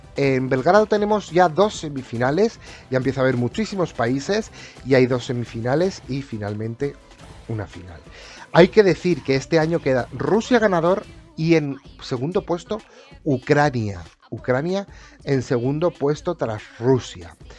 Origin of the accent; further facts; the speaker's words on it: Spain; soy español